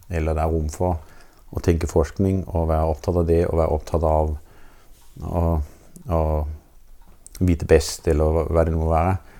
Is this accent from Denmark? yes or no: yes; Denmark; Norwegian is a second language; moved away as an adult; now in Norway; det at jeg er dansk